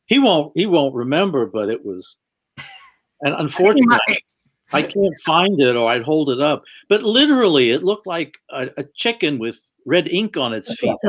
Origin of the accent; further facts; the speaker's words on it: New York, United States; and we're both Jews from New York